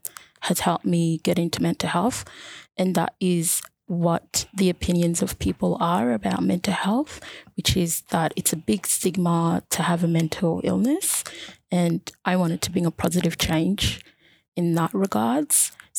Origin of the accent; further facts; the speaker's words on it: north of Sudan, Sudan; also born or lived in Egypt; now in Australia; So I moved to Australia from Egypt, originally from Sudan, specifically East Africa and north of Sudan. So I'm Nubian by background.